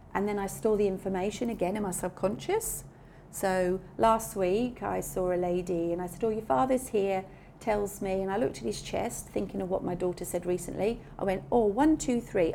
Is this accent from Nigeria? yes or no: no; England, United Kingdom; being English